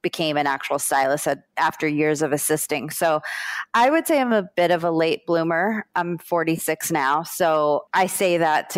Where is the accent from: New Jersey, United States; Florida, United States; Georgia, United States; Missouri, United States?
Florida, United States; South; also born or lived in Brooklyn, New York; I grew up in South Florida